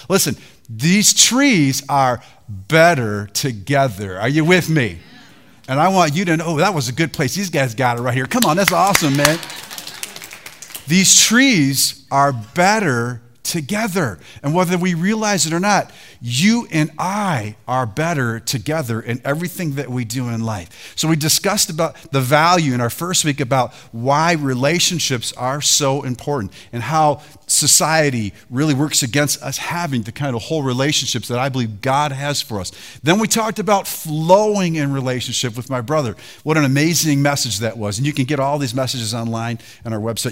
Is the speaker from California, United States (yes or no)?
no; Detroit, Michigan, United States; I was raised in Detroit.